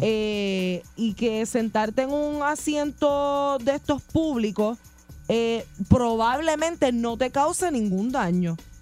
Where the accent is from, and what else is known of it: Puerto Rico